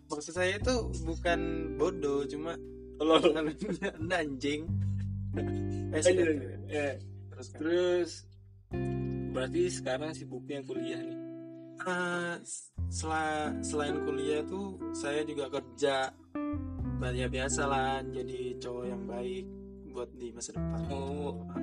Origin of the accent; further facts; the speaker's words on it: Balikpapan, East Kalimantan, Indonesia; now in Samarinda, Indonesia; oh saya sebenarnya ini orang Balikpapan cuma karena tinggal di Samarinda jadi gitu